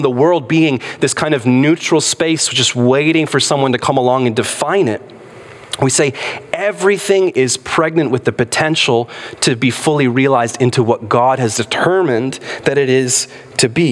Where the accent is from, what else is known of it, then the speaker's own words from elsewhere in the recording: United States; in our country, in the United States of America